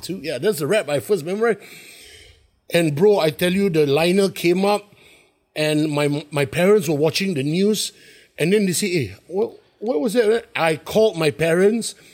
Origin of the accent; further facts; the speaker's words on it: Singapore; also born or lived in New York; I'm from Singapore